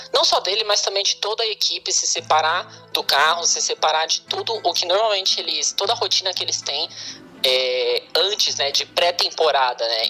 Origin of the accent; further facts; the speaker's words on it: Brazil; moved away; a gente não tinha muito canal na, na, no interior